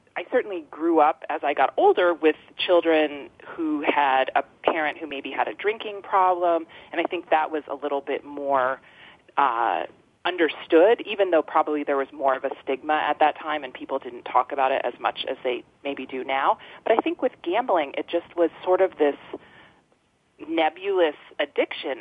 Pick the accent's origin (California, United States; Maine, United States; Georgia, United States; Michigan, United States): Maine, United States; Freedom; also born or lived in Boston; I was um, born in Freedom um, at home in this farmhouse in 1976